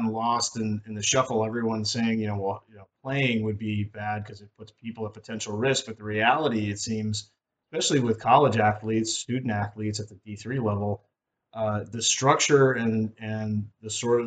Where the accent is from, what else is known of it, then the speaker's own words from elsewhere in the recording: New England, United States; moved away; I grew up in New England